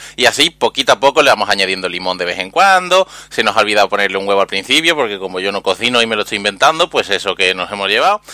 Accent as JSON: {"language": "Spanish", "region": "Andalusia", "country": "Spain", "said": "yo soy un emisario andaluz"}